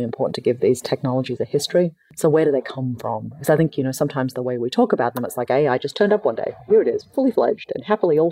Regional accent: Australia; moved away; also born or lived in Palo Alto; I'm Australian

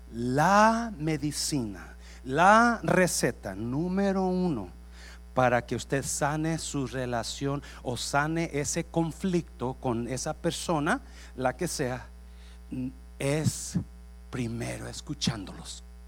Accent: Nayarit, Mexico; moved away; yo crecí en Nayarit

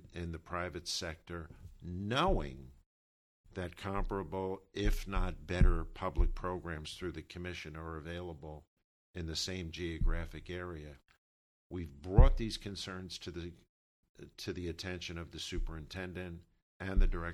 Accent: New Brunswick, New Jersey, United States; growing up in New Brunswick, having my whole life experience through the urban experience

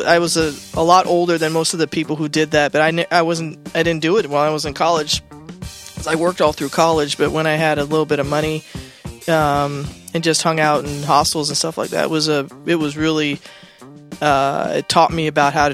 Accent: Seattle, Washington, United States; I'm from Seattle

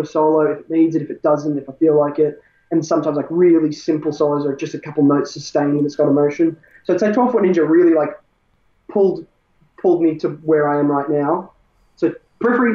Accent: Bendigo, Victoria, Australia; We're from Bendigo, both in the little towns.

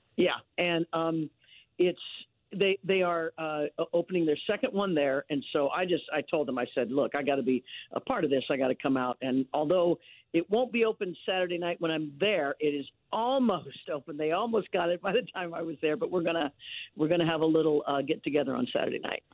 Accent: Leavenworth, Kansas, United States; now in Los Angeles, United States; I was born and raised in Leavenworth, Kansas

